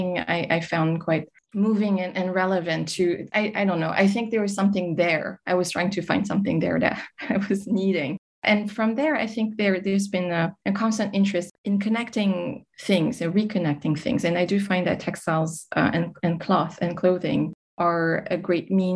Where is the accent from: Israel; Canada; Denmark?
Canada; Montreal, Quebec; now in France; I grew up in Montreal in Canada before moving to France.